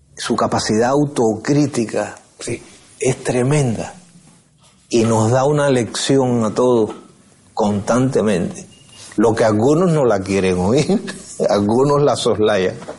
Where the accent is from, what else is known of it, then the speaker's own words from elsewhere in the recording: San Antonio de los Baños, Artemisa, Cuba; also born or lived in Havana; San Antonio de los Baños, que es mi pueblo